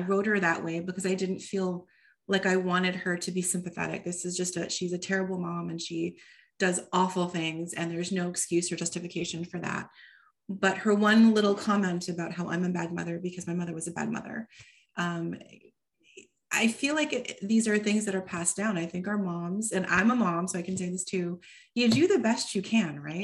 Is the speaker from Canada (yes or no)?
yes; Toronto, Ontario, Canada; first language English; moved away as an adult; also born or lived in Seattle; it's partially set in Toronto for the first time, which is my hometown.